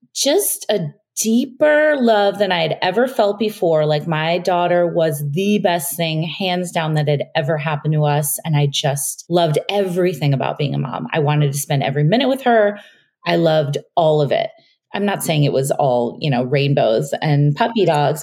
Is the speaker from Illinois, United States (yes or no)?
yes; Chicago, Illinois, United States; moved away as an adult; now in New York, United States; we moved from Chicago, where we'd been living most of our lives, to New York